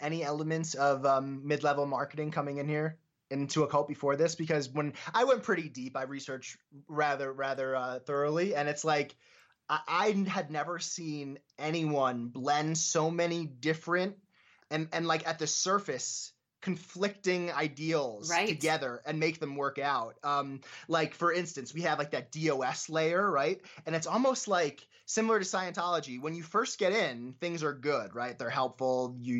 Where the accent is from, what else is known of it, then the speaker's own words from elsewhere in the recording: Scranton, Pennsylvania, United States; I'm from Scranton, Pennsylvania, very close to like Binghamton and Albany and all those places.